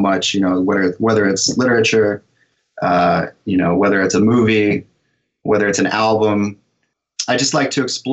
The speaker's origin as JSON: {"language": "English", "region": "California", "country": "United States", "tie": "born or raised there", "moved": "yes", "said": "I grew up in California"}